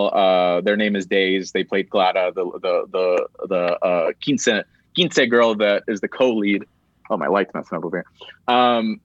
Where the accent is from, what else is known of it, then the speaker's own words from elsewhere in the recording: Gary, Indiana, United States; I grew up like in Gary, Indiana